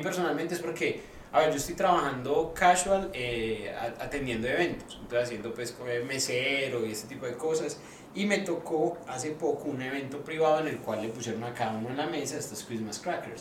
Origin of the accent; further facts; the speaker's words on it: Medellín, Antioquia, Colombia; now in Australia; en Colombia, por ejemplo, en Medellín, que hacemos buñuelos